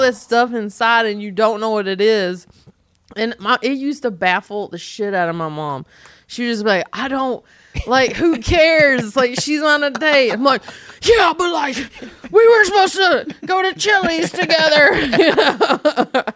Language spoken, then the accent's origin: English; North Carolina, United States; accent: Southern; moved away; I'm from North Carolina